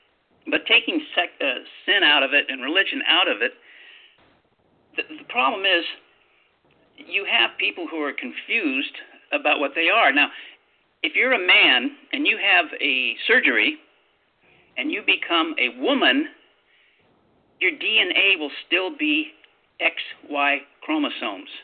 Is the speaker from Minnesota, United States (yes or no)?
no; Los Angeles, California, United States; I was born in Hollywood